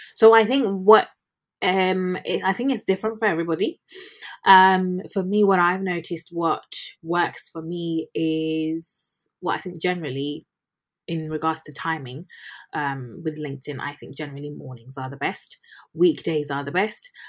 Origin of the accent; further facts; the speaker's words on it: United Kingdom; also born or lived in Ghana; I am a British Ghanaian doctor currently practicing in the UK.